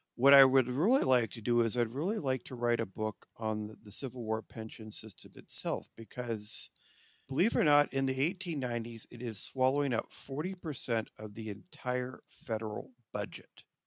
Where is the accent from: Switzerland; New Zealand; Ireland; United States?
United States; Orange County, Southern California; also born or lived in Iowa; now in Phoenix, United States; I'm originally from Southern California, Los Angeles area, Orange County